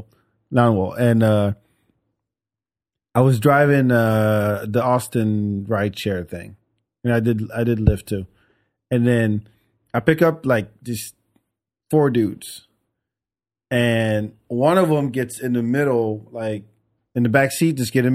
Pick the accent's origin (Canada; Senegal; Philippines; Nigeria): Senegal; Oh, I mean, the country where I'm from Senegal, West Africa.